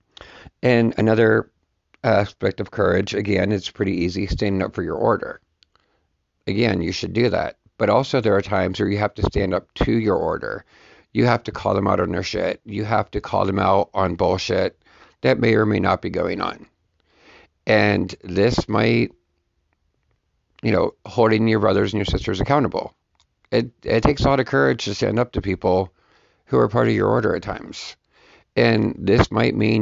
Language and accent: English; United States; as an American